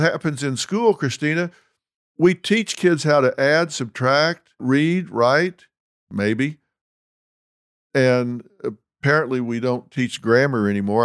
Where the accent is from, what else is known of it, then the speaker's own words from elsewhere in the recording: Texas, United States; also born or lived in Los Angeles; I'm from Texas